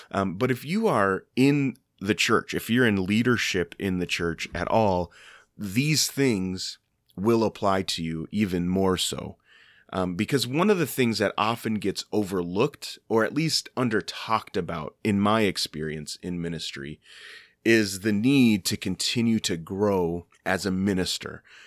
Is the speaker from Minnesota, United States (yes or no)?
yes; Minnesota, United States; I live in Minnesota. I'm from Minnesota